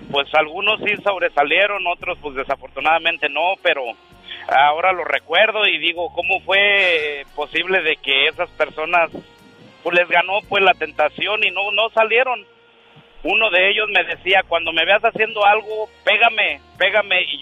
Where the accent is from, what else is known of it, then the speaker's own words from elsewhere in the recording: Mexico City, Mexico; also born or lived in Tijuana; now in Pomona, United States; yo vengo de la Ciudad de México también